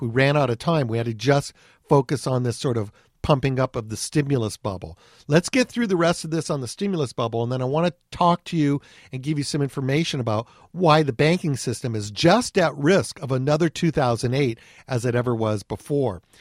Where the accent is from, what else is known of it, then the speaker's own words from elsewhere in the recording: Anaheim, California, United States; I grew up in Anaheim, California